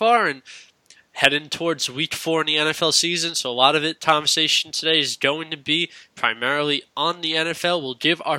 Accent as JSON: {"language": "English", "town": "New York City", "region": "New York", "country": "United States", "tie": "born or raised there", "said": "I'm from Staten Island. Both of us New York-born."}